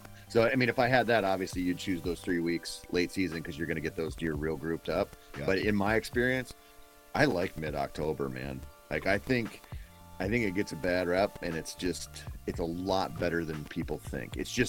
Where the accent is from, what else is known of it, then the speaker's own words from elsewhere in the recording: Minnesota, United States; You know, growing up in Minnesota, I have killed eight.